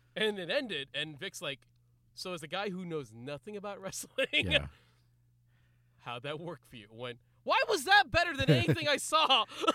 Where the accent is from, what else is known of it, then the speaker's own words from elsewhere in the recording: California, United States; I'm from California. I'm just from California.